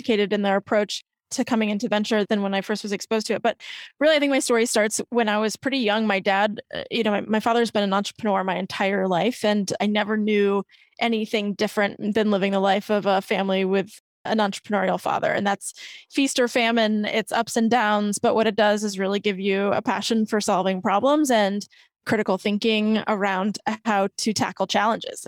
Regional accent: Midwest, United States; also born or lived in Bay Area; now in New York City, United States; I am originally from the Midwest.

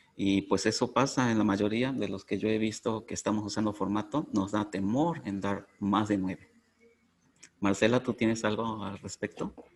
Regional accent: Mexico; soy de México

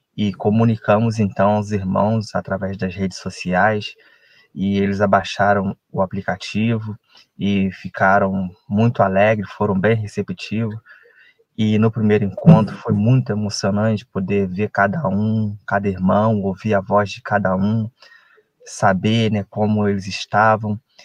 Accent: Resende, Rio de Janeiro, Brazil; Sou de Resende, estado do Rio de Janeiro

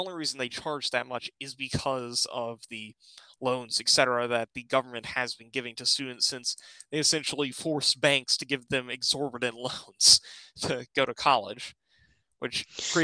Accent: West Virginia, United States; my home state

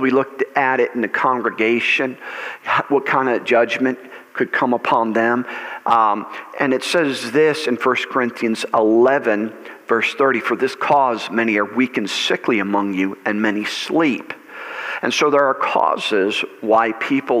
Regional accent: United States; I am an American. I enjoy being an American

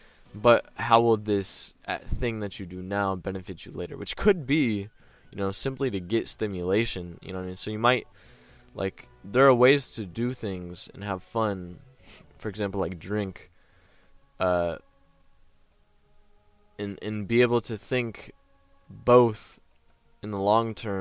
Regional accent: United States; We're American

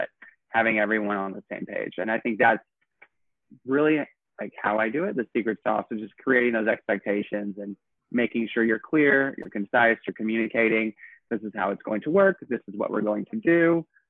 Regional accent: Knoxville, Tennessee, United States; moved away as an adult; now in New York, United States; My favorite part of growing up in Tennessee was definitely just playing outside. And my family had like 89 acres and the rural part of Knoxville.

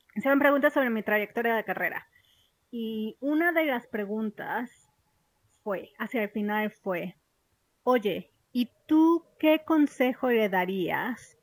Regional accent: Mexico; moved away as an adult; also born or lived in London; yo crecí en México

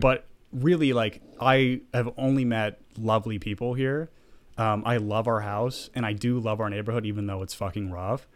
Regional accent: the South, United States; moved away; I grew up in the South

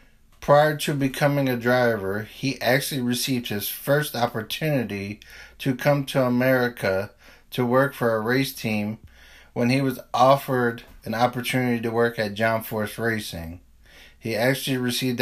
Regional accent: New Jersey, United States; I am from New Jersey

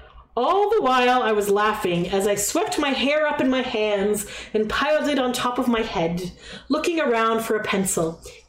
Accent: San Diego, California, United States; I told them I was Jacob's nurse and that … I was from San Diego.

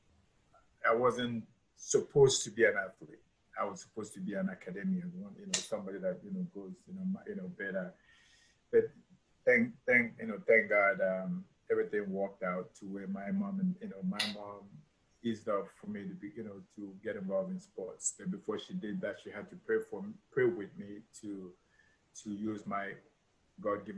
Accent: Enugu, Enugu State, Nigeria; also born or lived in Onitsha; I'm from Onitsha originally, but my folks, you know, were in Enugu, so I grew up in Enugu, and so that's where I grew up

